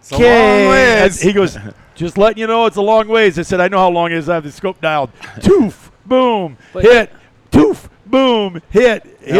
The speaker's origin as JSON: {"language": "English", "region": "Iowa", "country": "United States", "tie": "born or raised there", "said": "I grew up in Iowa as a bow hunter."}